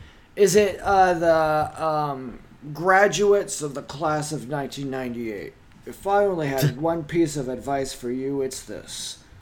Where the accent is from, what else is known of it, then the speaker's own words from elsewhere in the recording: Compton, California, United States; I'm from Compton.